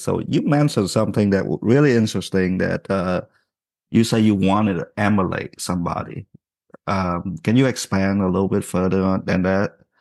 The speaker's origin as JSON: {"language": "English", "country": "Vietnam", "tie": "born or raised there", "moved": "yes", "said": "growing up in Vietnam, I was always in trouble"}